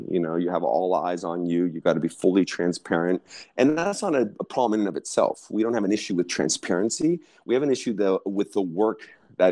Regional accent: Southern California, United States; I'm from California originally, born and raised in Southern California

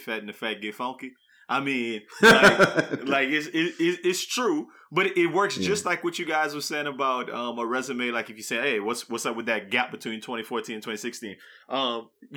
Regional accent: New Iberia, Louisiana, United States; moved away; New Iberia, you know, growing up there

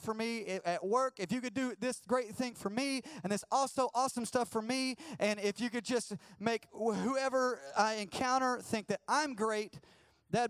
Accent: the South, United States; I'm from the South and everybody's a Christian

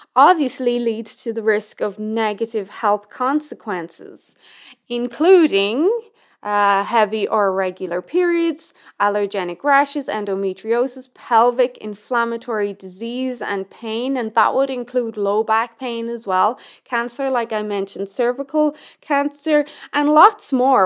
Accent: Ireland; now in Canada; my home country of Ireland

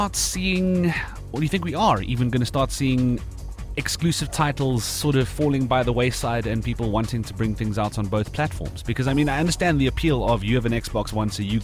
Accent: South Africa

